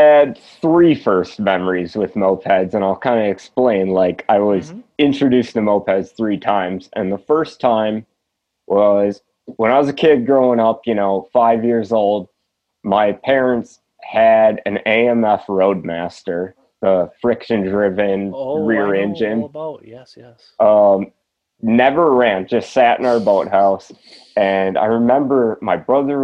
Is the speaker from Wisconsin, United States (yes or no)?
yes; Wisconsin, United States; also born or lived in Twin Cities, Minnesota; I was born in the Twin Cities, grew up in Wisconsin right across the border